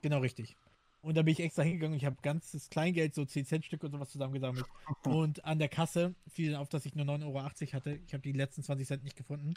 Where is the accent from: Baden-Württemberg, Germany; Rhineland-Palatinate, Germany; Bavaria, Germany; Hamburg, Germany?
Hamburg, Germany; moved away; ich bin in Hamburg groß geworden